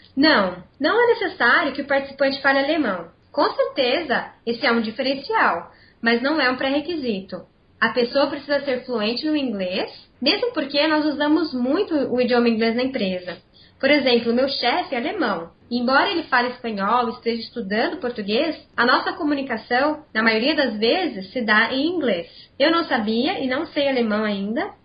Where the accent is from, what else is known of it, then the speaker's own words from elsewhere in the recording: Campinas, São Paulo, Brazil; sou aqui de Campinas, onde eu trabalho